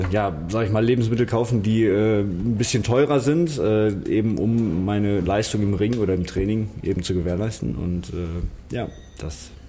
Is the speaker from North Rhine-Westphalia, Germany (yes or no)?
yes; Düsseldorf, North Rhine-Westphalia, Germany; Gerresheim, meine Heimat. Also ich bin hier aufgewachsen in Gerresheim.